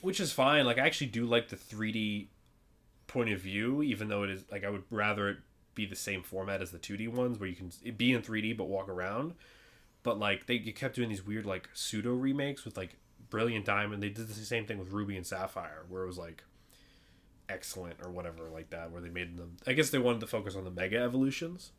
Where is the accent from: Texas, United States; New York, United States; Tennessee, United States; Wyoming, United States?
New York, United States; we're from New York